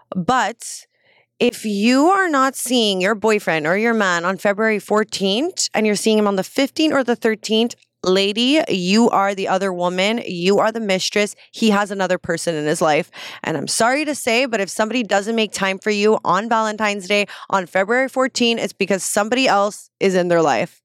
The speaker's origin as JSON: {"language": "English", "country": "Canada"}